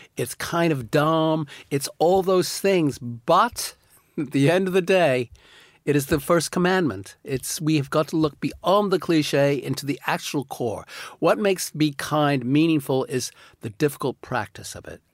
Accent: United States; moved away; I'm an American

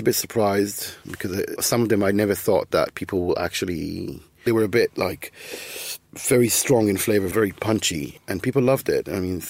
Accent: Israel; Obviously, I'm coming from Israel, so the inspiration and the influence is partially Middle Eastern, whatever that means.

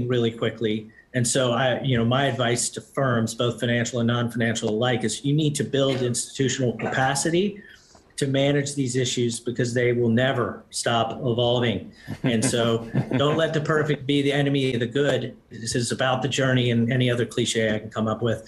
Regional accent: United States; as an American

